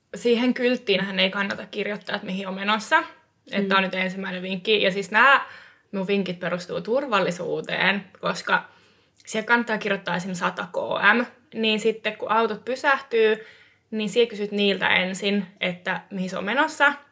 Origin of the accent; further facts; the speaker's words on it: Eastern Finland, Finland; siis Itä-Suomestahan olen kotoisin myös.